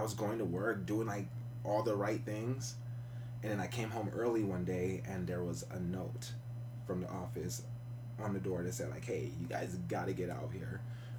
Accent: Riverside, California, United States; moved away as an adult; also born or lived in Monterey County, California / Oakland, California / Ohio; So originally from Riverside, lived there most of my life. I moved up north to Monterey County about three, four years ago.

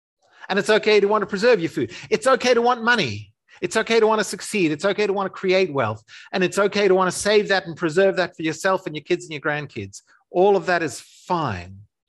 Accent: Zimbabwe; also born or lived in South Africa; So I grew up in Africa in the during the transition to I can't even describe it. It's too politically fraught. The transition to black majority rule, to independence, to a post-colonial dictatorship in Zimbabwe.

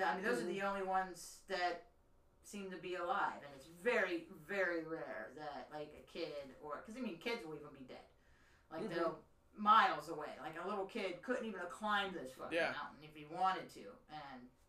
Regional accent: Pennsylvania, United States; growing up in Pennsylvania... at the Cascade Quarry

